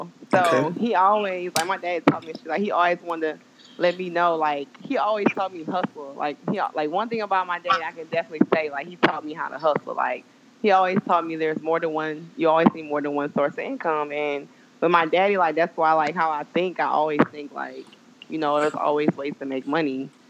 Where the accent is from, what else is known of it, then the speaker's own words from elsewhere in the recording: West Baton Rouge, Louisiana, United States; now in Baton Rouge, United States; I'm just a local Baton Rouge chick. I'm from West Baton Rouge. I grew up in Lukeville, but that's like the hood, so.